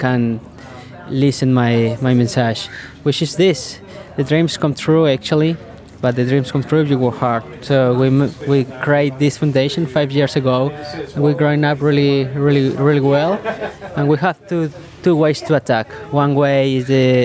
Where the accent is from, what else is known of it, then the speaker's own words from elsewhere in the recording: Colombia; I born in Colombia, but I'm Australian